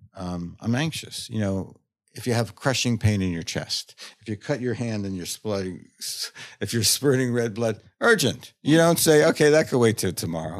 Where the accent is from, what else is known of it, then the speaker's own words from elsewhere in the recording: New York, United States; I grew up in New York.